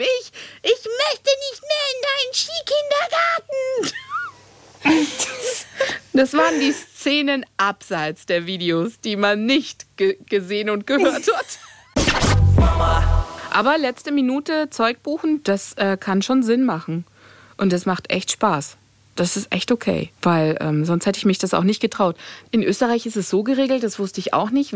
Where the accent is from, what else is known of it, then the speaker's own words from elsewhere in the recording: Greece; ich bin äh, am Meer aufgewachsen als Griechin